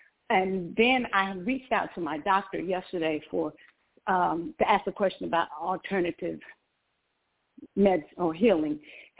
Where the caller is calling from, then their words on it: Georgia, United States; And I'm calling from Georgia.